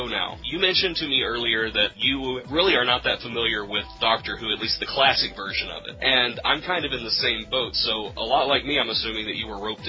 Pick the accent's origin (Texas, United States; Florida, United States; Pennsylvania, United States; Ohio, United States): Texas, United States; I'm from Texas.